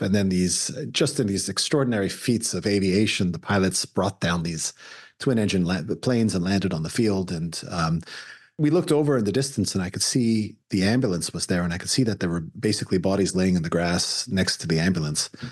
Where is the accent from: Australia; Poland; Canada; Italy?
Canada; now in United States; I'm, I'm an immigrant to the United States. I'm a Canadian, American.